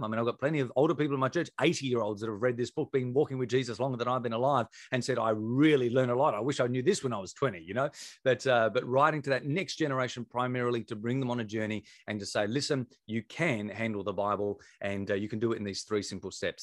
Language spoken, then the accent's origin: English; Victor Harbor, South Australia, Australia; we'd relocated back to my hometown where I was from, a place called Victor Harbour.